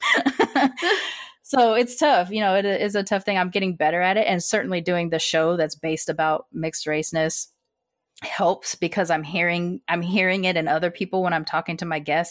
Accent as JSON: {"language": "English", "country": "United States", "tie": "born or raised there", "said": "I was born here"}